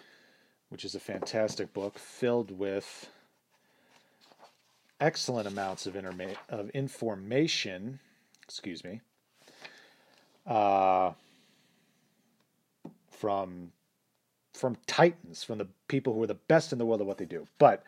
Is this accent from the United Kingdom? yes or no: no; Austria; now in United States; It is true that I grew up in Austria without plumbing. It is true that I moved to America alone with just a gym bag.